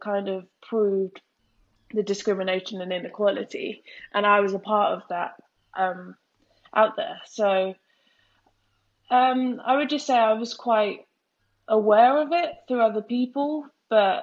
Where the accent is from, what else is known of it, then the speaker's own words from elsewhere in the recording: Worthing, South East England, United Kingdom; I'm from Worthing, which is a predominantly white town. So growing up, I always felt different.